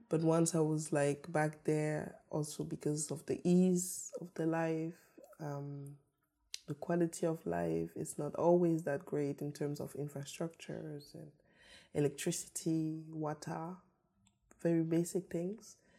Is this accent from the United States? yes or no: no; Karlsruhe, Baden-Württemberg, Germany; also born or lived in Yaoundé, Cameroon; I grew up in Germany, in the south of Germany, in Karlsruhe